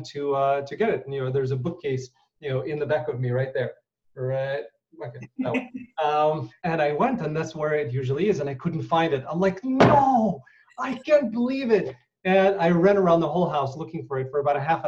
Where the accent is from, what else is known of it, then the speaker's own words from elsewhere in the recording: Ukraine; moved away; When I was born in Ukraine